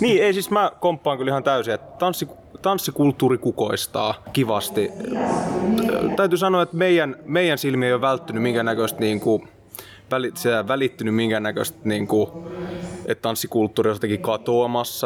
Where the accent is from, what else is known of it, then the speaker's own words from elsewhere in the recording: Mynämäki, Southwest Finland, Finland; mä ja meidän kiipparisti Siiri ollaan alun perin sieltä